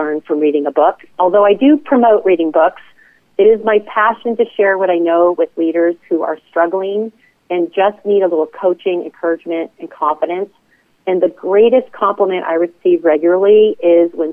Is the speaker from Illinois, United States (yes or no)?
no; Las Vegas, Nevada, United States; moved away as an adult; in the hospitality business as a result of growing up in Las Vegas